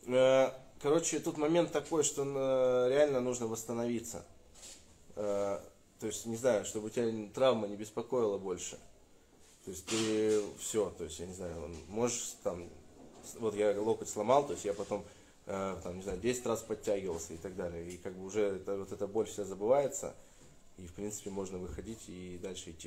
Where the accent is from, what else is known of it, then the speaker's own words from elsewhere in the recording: Russia; я из России